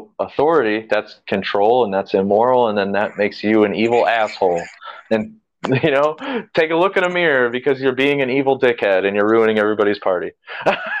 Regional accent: United States; I have a soft spot in my heart for Americana, I guess, being an American

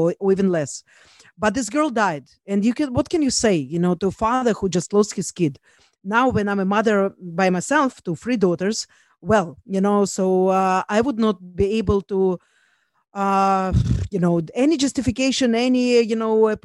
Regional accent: Israel; also born or lived in Russia; I'm from Israel

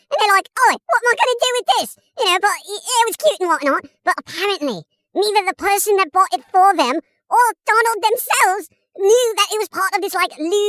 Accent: England, United Kingdom; I'm English

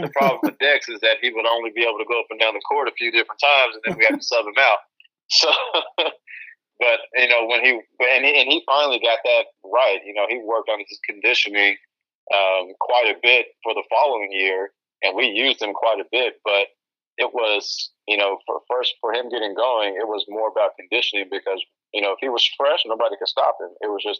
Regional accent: Austin, Texas, United States; growing up in Austin

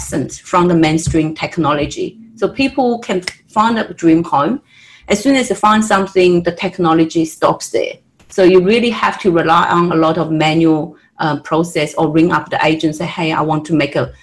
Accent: Australia; moved away as an adult; now in United States; I'm actually an Australian, and just moved to United States from Australia

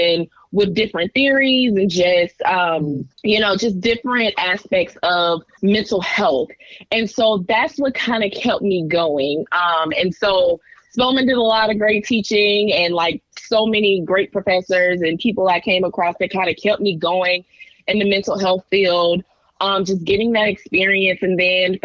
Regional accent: Decatur, Georgia, United States; I grew up in Atlanta, Decatur to be exact

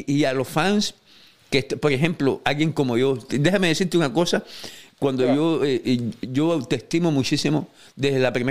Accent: Cuba; a, la gente, a la gente como yo, que somos cubanos, nos encanta el bolseo cubano y queremos lo mejor para el bolseo cubano

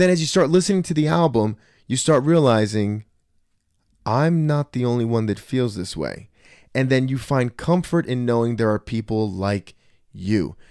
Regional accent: Trenton, New Jersey, United States; I grew up in Trenton, too.

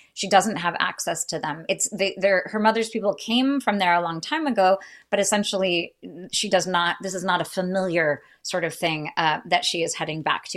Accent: United States; as an American

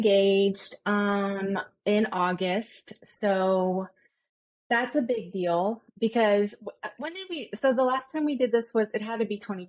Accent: Napa, California, United States; also born or lived in New York; now in Los Angeles, United States; I'm from Napa, California. I met John in New York when I lived there. I moved back from New York to LA, 2018, I think.

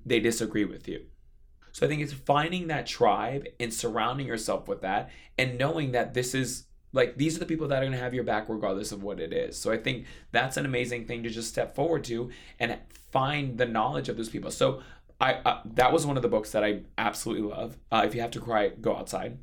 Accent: Hawaii, United States; now in New York City, United States; growing up in Hawaii

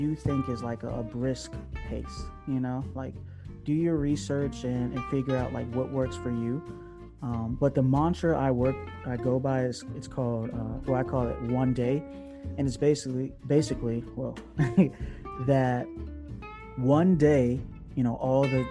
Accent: Newport News, Virginia, United States; my hometown and base is in Newport News

